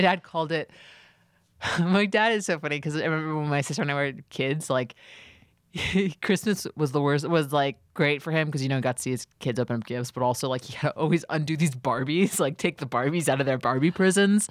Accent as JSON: {"language": "English", "town": "New York City", "region": "New York", "country": "United States", "tie": "born or raised there", "said": "I tried to rent in my hometown"}